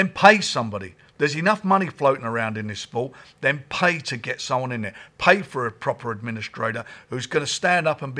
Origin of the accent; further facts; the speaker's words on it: Islington, London, United Kingdom; It was a tough area.